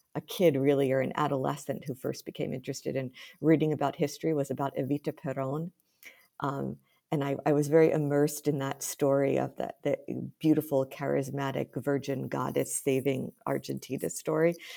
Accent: United States; moved away; as an American

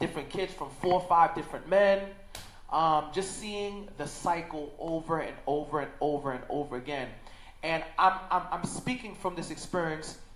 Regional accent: New York City, New York, United States; I was born and raised in Crown Heights, Brooklyn

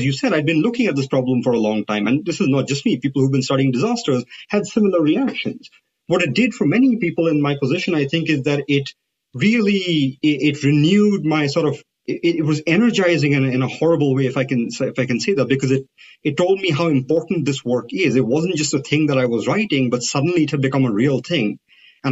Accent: India; moved away; I come from India

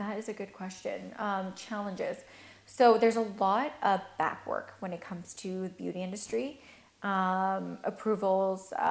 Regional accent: Turkey; born there; I was born in Turkey, and I'm not actually Turkish, but um, we took refuge in Turkey when my mom was pregnant

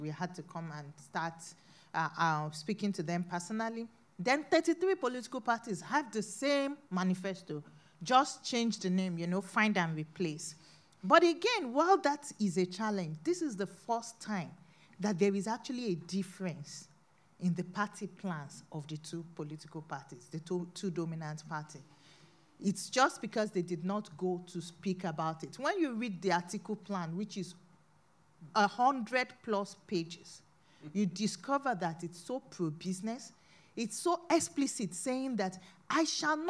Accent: Nigeria; I'm a Nigerian.

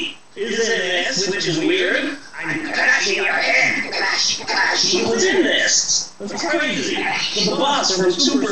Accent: United States; I'm an American.

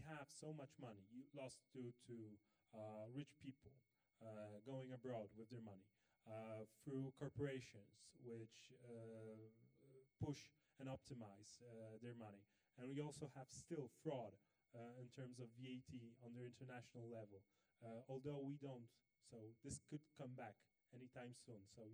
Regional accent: Poland; I grew up in Poland in the 90s

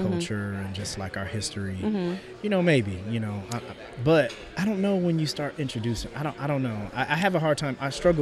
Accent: Marion, United States; I'm from Marion, and the population of black is small

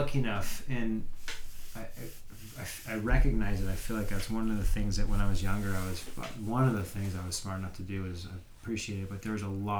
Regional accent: Danville, California, United States; I grew up in a little town called Danville

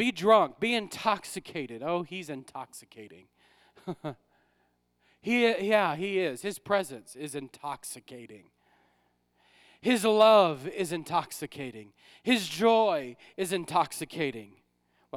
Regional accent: New Orleans, Louisiana, United States; moved away as an adult; now in Ohio, United States; We're from New Orleans

